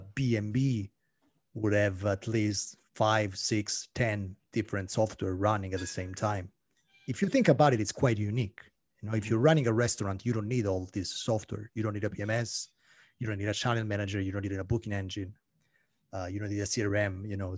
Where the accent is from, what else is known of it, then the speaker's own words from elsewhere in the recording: Italy; moved away as an adult; now in Paris, France; No, I'm Italian. I'm Italian, and my French is really poor. You know, I've been living in Paris for 7 years now, but my French is so bad, you have no idea.